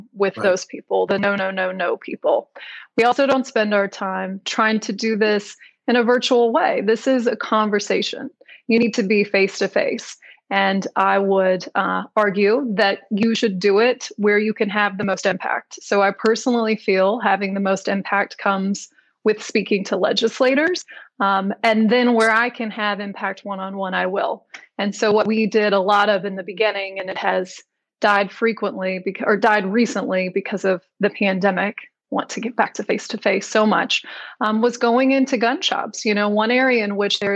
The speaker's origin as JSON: {"language": "English", "region": "the South", "country": "United States", "said": "I'm from the South"}